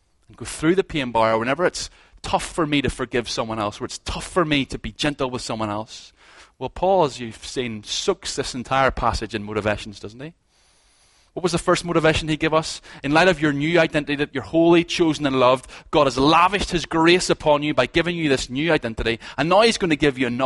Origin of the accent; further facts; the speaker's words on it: Ballymena, Northern Ireland, United Kingdom; moved away; I'm from Ballymena